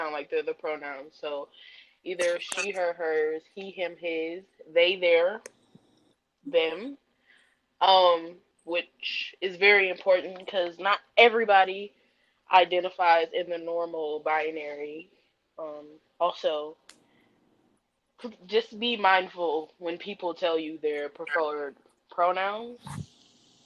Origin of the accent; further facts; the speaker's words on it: Detroit, Michigan, United States; I'm from Detroit